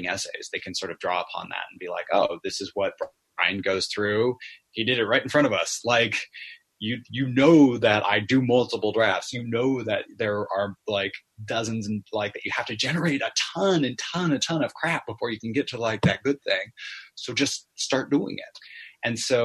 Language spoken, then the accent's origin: English; California, United States; with a theater company in California called Barnyard Theater. My hometown